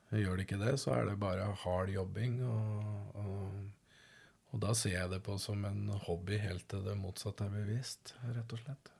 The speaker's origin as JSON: {"language": "Norwegian", "region": "Østfold", "country": "Norway", "tie": "born or raised there", "also_born_or_lived": "London", "moved": "yes", "said": "Jeg er oppvokst i Østfold"}